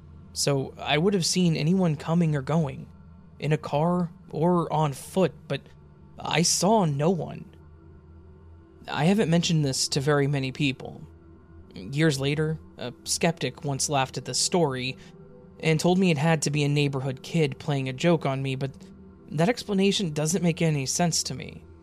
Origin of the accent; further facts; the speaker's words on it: Iowa, United States; also born or lived in Illinois; still lived in Iowa, where we had lived while I was growing up. We're originally from Illinois, and I had made that 468-mile trip hundreds of times over 20 years at that point.